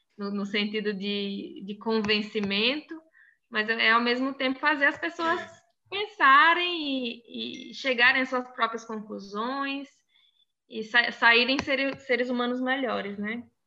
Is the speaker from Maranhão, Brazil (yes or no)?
no; Crato, Ceará, Brazil; accent: mix of Bahia and interior of Ceará; also born or lived in Salvador, Bahia / Rio Grande do Sul; now in Palhoça, Brazil; Na verdade, eu sou nascida em Salvador, na Bahia, né? Mas fui criada numa cidade chamada Crato